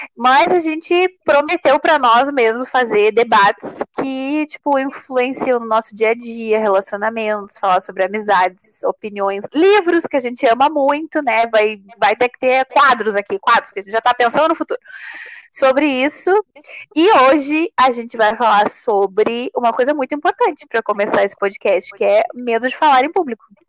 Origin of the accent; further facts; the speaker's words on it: Rio Grande do Sul, Brazil; eu sou natural do Rio Grande do Sul